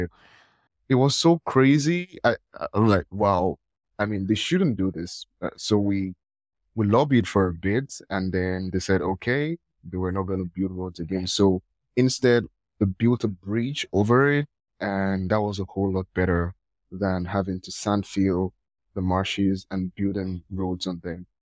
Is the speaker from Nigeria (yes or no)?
yes; Nigeria; I'm from Nigeria